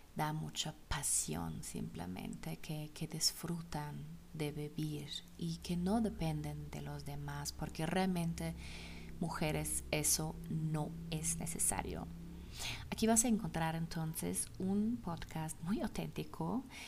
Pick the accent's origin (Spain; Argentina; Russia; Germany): Germany; Spanish is a second language; now in Zacatecas, Mexico; soy alemana